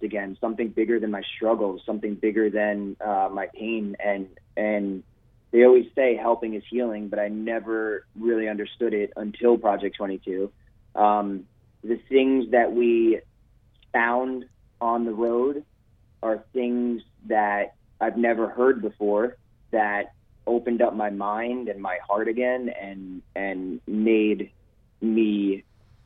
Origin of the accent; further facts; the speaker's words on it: Long Island, New York, United States; I'm born and raised in New York from Long Island